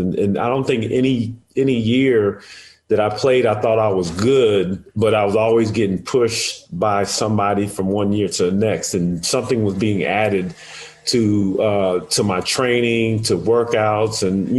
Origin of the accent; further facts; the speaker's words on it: Edwards Air Force Base, California, United States; I always give credit to Jeff Lynch at the base that I grew up in Edwards Air Force Base.